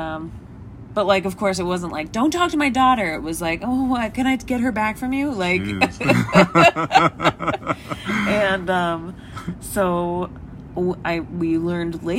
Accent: Washington, District of Columbia, United States; me growing up on the East Coast in D.C.

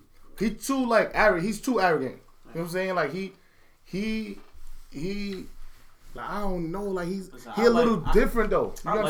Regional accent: New York, United States; Nigga, I'm blood. I'm from New York.

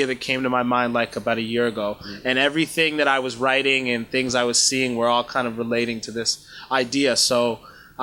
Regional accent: Canada; also born or lived in Kenya / Rwanda; my family's from Rwanda originally. I was born in Kenya. And my sister was born in Uganda. We moved to Canada when my sister and I were young.

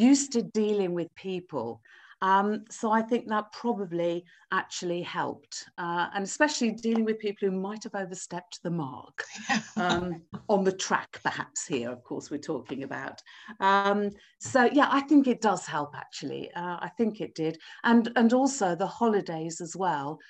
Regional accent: Wolverhampton, West Midlands, United Kingdom; now in Cambridge, United Kingdom; I was born in Wolverhampton. I live in Cambridge now, but I was born in Wolverhampton. Uh, so growing up in the Midlands, going to school

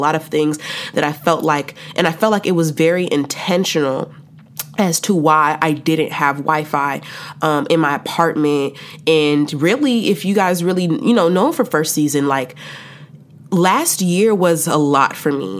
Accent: Chicago, Illinois, United States; moved away as an adult; now in Texas, United States; I went back home to the Shy for the summer

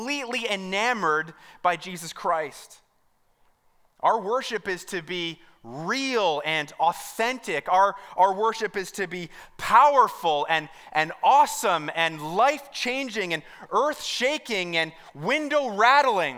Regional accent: Mount Albert, Ontario, Canada; I'm from Mount Albert

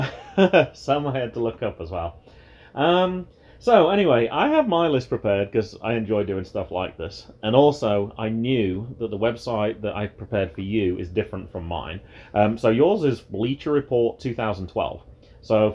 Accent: United Kingdom; moved away; being British

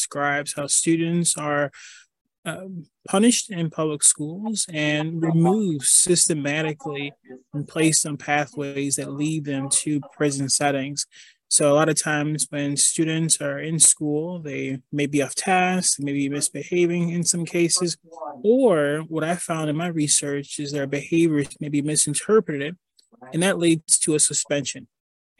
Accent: Detroit, Michigan, United States; I grew up in Detroit, and I lived through some really difficult situations

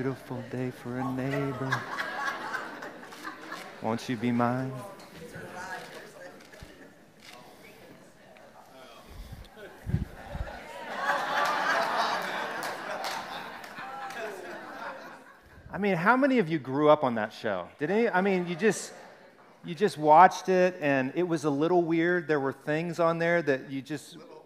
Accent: Alabama, United States; 205, and I grew up in Alabama

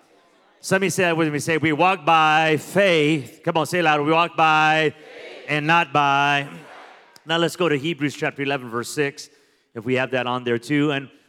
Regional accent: Las Vegas, Nevada, United States; So I'm from Las Vegas, and so we're a little bit wild in Vegas.

